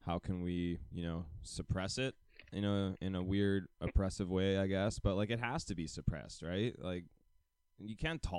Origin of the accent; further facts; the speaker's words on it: United States; I mean, I'm American as well, but, like, there's still only so much I can do without actually, like, moving myself.